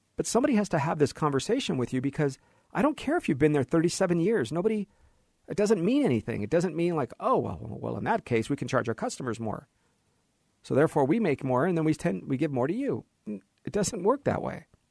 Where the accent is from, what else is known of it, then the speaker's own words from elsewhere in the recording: United States; As an American